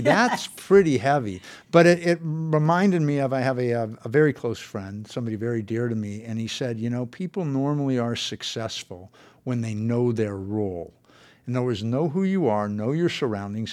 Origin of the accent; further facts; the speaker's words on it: San Fernando Valley, California, United States; I grew up in the San Fernando Valley